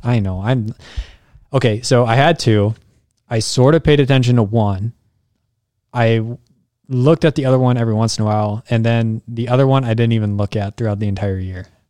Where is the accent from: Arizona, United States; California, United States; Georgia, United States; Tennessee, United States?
Arizona, United States; now in South Dakota, United States; I was raised in Arizona